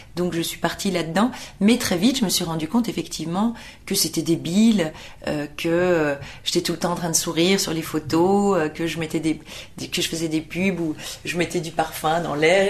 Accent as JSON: {"language": "French", "town": "Brussels", "region": "Brussels-Capital Region", "country": "Belgium", "tie": "born or raised there", "moved": "yes", "said": "moi je suis née de parents portugais. Euh, en Belgique. Donc à 18 ans, vous avez le choix de la nationalité et moi j'ai pris celle du sol parce que à 18 ans, j'ai estimé que euh, bah, mes souvenirs étaient belges, l'école était belge"}